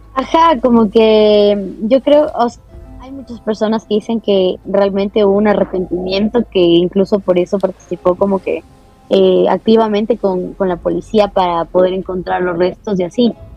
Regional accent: Ecuador; como ecuatorianos

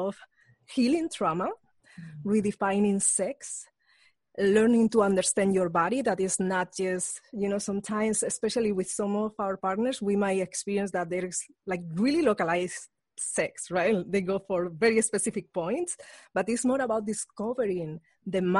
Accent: Spain; moved away; I grew up in Spain

